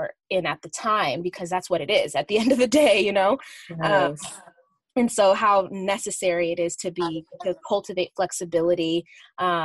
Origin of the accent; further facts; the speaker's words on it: Uganda; I'm from Uganda